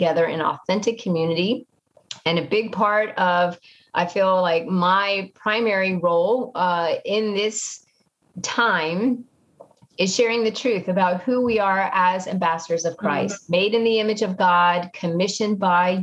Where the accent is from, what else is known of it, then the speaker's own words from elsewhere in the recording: Washington, District of Columbia, United States; moved away; also born or lived in New York; I grew up in the Washington, D.C. area